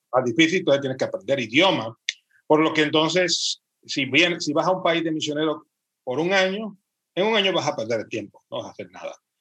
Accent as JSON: {"language": "Spanish", "country": "Puerto Rico", "moved": "as an adult", "lives_now": "Spain", "said": "después de 32 años, pues regresar a mi tierra."}